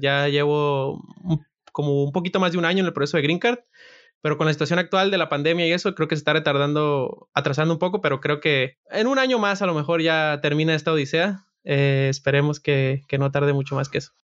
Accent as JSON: {"language": "Spanish", "region": "Sinaloa", "country": "Mexico", "moved": "as an adult", "lives_now": "United States", "said": "yo soy de Sinaloa"}